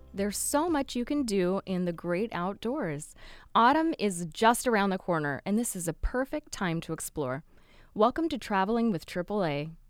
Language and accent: English; Northern California, United States; now in Southern California, United States; I grew up in Northern California, which is also, you know, gets some of that variation of weather. Now I'm here in SoCal